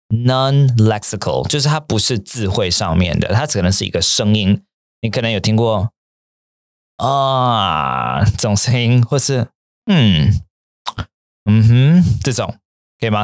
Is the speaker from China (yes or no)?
no; Taiwan; moved away as an adult; also born or lived in Japan; 那个时候大四回台湾的时候